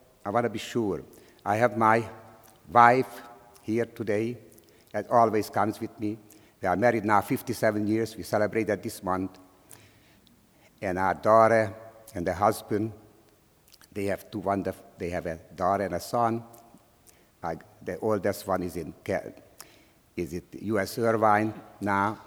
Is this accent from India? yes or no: no; Slovakia; English is a second language; moved away as an adult; now in United States; I was born in Czechoslovakia, in a small town near the Hungarian border. So we were speaking Czech or Slovak, Slovakia now, and also we were speaking Hungarian.